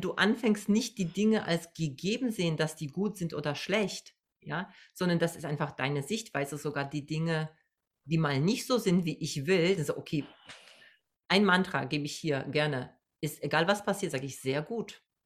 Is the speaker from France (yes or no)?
no; Poland; now in Germany; ich komme aus Polen, ich bin Migrantin